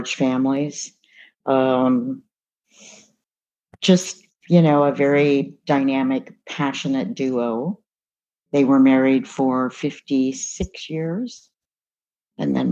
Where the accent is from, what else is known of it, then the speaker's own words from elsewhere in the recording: Berkeley, California, United States; I was born in Berkeley in 1955